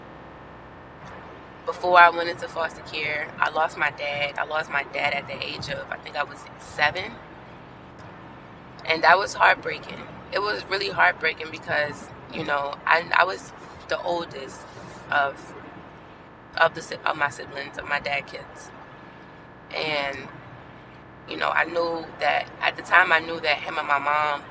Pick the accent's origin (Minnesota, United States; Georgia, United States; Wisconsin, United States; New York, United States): New York, United States; New York City; I grew up in Brooklyn, New York.